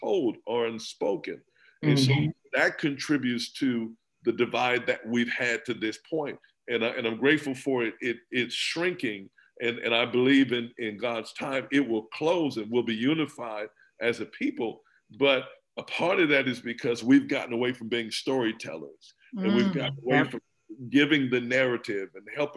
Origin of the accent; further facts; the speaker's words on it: Nebraska, United States; I was born and raised in Nebraska